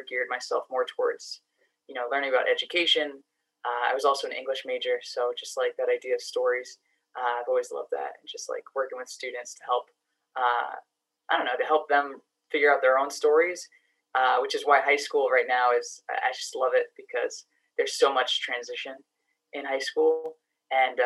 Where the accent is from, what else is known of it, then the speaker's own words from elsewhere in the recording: New York City, New York, United States; moved away as an adult; also born or lived in Boston, Massachusetts; now in Massachusetts, United States; I grew up in the Bronx, New York originally. So spent, you know, all my childhood there, same apartment building